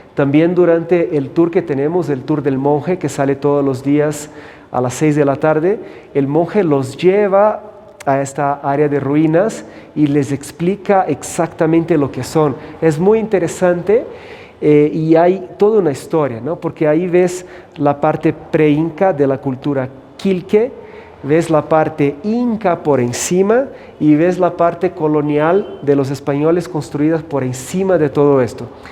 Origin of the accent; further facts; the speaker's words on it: São Paulo, Brazil; moved away as an adult; also born or lived in United States / Costa Rica / Puerto Rico / Panama; now in Cusco, Peru; soy de Brasil y crecí en São Paulo